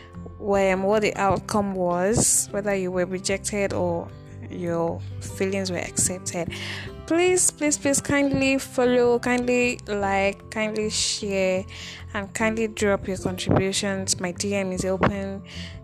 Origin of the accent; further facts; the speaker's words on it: Nigeria; in Nigeria, as a Nigerian babe